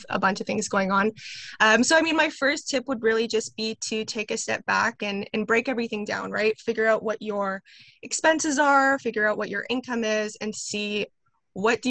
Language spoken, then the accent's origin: English; Winnipeg, Manitoba, Canada; I'm from Winnipeg, Manitoba, here in Canada